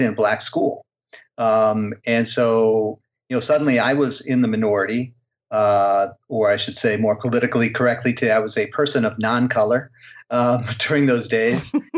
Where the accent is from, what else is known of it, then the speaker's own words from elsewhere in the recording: Illinois, United States; growing up in Illinois in the '70s